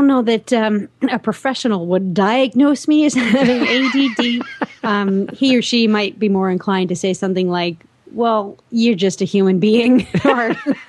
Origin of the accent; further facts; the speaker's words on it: New York, United States; I'm from New York.